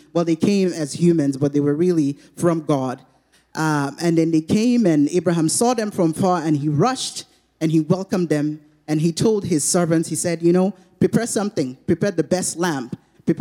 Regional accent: Nigeria; moved away; Where we're from, I'm from Nigeria.

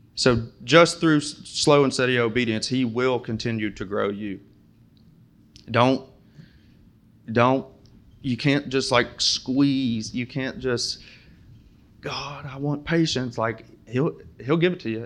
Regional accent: Springfield, United States; moved away; I'm from Springfield, and I could not find a Muslim there if I tried

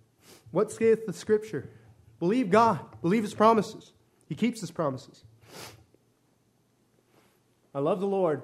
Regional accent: Macau; born there; I was born in Macau, China, one of the three special administrative regions of that nation.

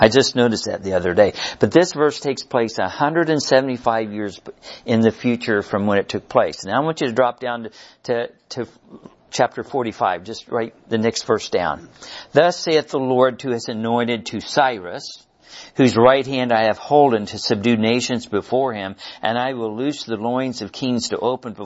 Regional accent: Missouri, United States; moved away as an adult; now in Kansas, United States; my wife and I live on the Kansas side, but we grew up in Missouri

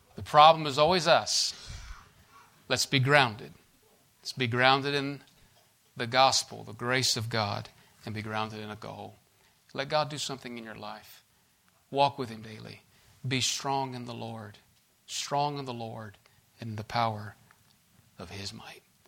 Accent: United States; I was born in the States and born in the land of the free and home of the brave

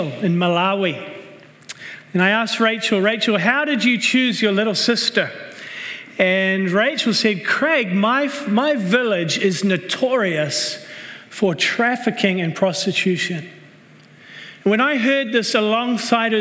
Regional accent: New Zealand; moved away as an adult; also born or lived in Red Deer, Alberta, Canada / Cambodia / Vancouver, Canada; I was born right here in Canada, in Red Deer, Alberta. But I grew up in New Zealand.

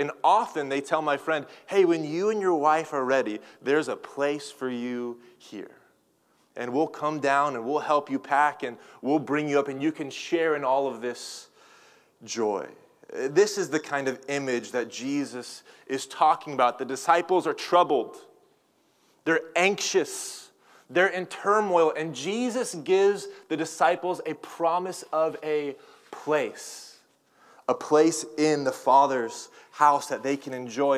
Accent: Tulsa, Oklahoma, United States; now in California, United States; I'm from Tulsa, Oklahoma, and I'm kind of a I guess, a resident of California now

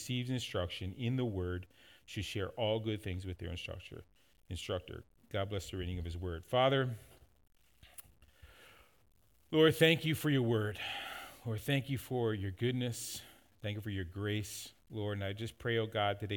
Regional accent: Newfoundland and Labrador, Canada; moved away; When we were growing up in Newfoundland

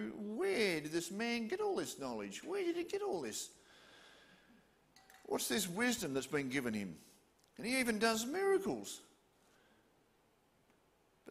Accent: Hobart, Tasmania, Australia

